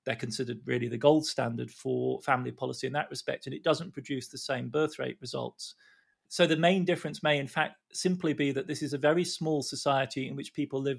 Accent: Australia; now in California, United States; I'm an Aussie, but I live in California.

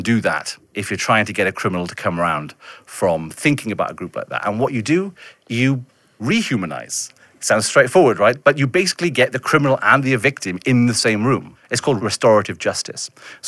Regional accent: Welsh town, Wales, United Kingdom; my experience growing up in a very white Welsh town

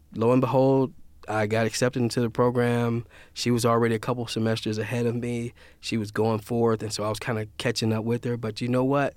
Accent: Louisiana-Mississippi border, United States; I'm from Louisiana, Mississippi border, so all of our parties are, all, uh, Creole, New Orleans, jazzy type of party.

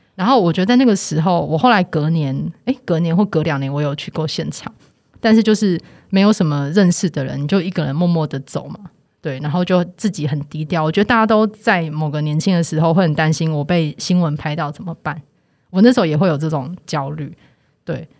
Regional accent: Taipei, Taiwan; 我是台北人

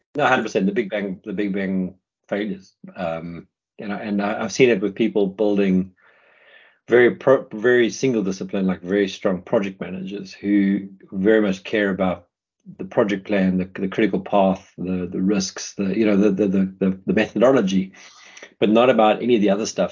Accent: South Africa; moved away; I'm South African, we're pretty plain speaking people

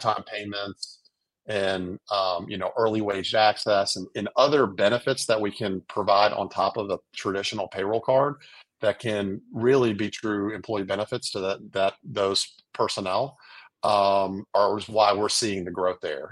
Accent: New Orleans, Louisiana, United States; now in Birmingham, United States; I grew up in New Orleans, married, I have three kids, live now in Birmingham

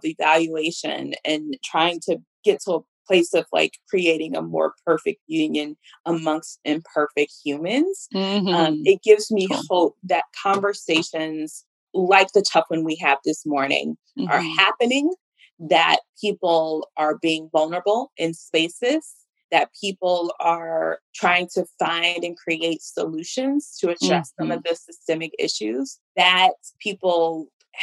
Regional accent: Mississippi, United States; moved away; I am from Mississippi and I have lived in a number of places, but Mississippi is always home.

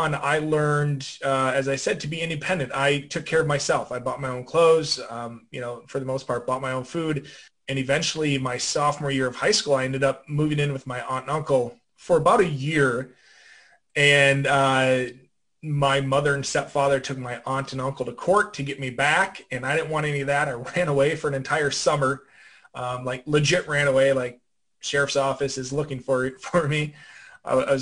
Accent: western Minnesota, United States; I am from a very small town in the western part of Minnesota, about 20 miles from the South Dakota border.

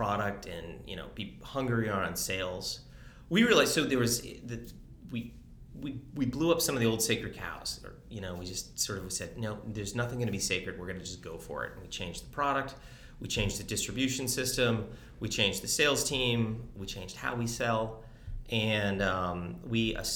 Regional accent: East Coast, Northeast, United States; moved away; also born or lived in Detroit, Michigan; I'm from the East Coast

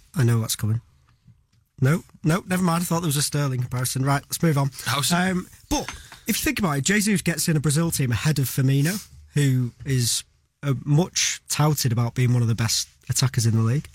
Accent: England, United Kingdom; as an Englishman

